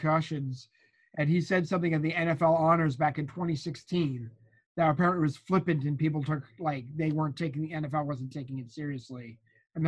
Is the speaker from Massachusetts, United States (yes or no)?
yes; Winchester, Massachusetts, United States; I grew up in Winchester, Massachusetts.